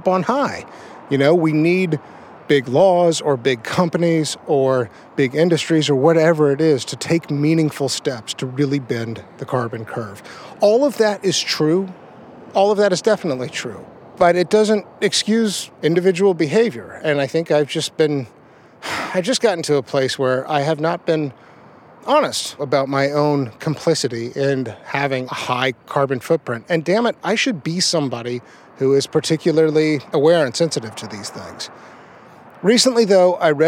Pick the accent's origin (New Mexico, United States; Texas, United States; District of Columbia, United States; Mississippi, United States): Texas, United States; I'm from Texas.